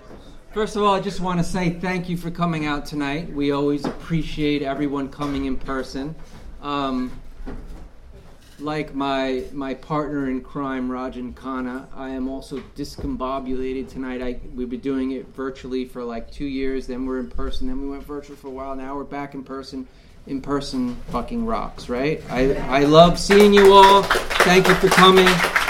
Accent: Massapequa, New York, United States; I grew up in Massapequa.

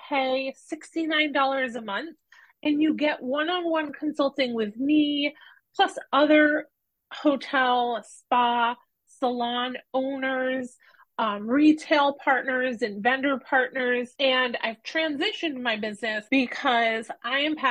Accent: Norwich, Connecticut, United States; I moved back to my hometown of Norwich, Connecticut

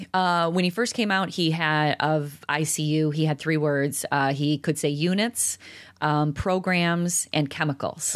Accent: DeKalb, Illinois, United States; I grew up in DeKalb

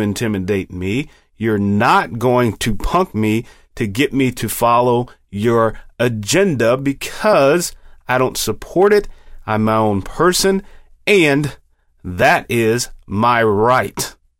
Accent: United States; We, as American citizens

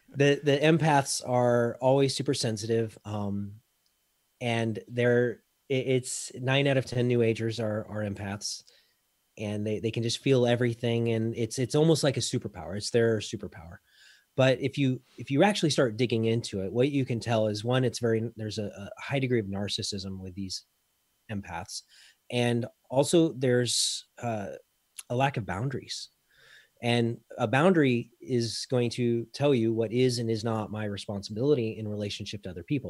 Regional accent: Colorado, United States; moved away as an adult; now in Belgium; Colorado-ish is where I call home

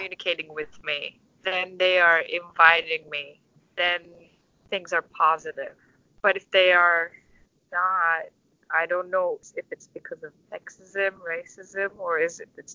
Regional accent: Istanbul, Turkey; English is a second language; also born or lived in New York; now in United States; I'm from Istanbul, so what I can say is I'm from a bigger city

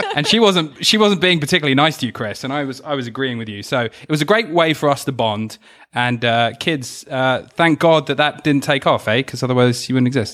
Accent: United Kingdom; accent: British; my accent and were, like, making all the classic, like, Pip Pip Cheerio jokes

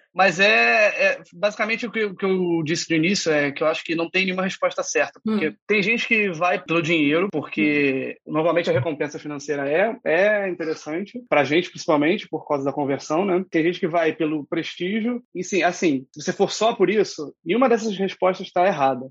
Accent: Rio de Janeiro, Brazil; Sou aqui do Rio de Janeiro

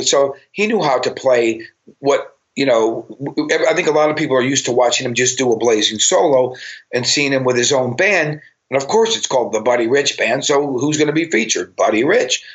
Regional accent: Cleveland, Ohio, United States; moved away; also born or lived in Los Angeles; when I grew up in Cleveland

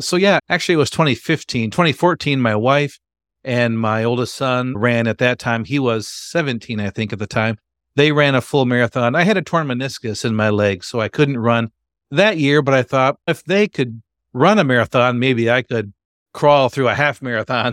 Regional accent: Grand Rapids, Michigan, United States; I'm from Grand Rapids, Michigan. Been a Michigander all my life

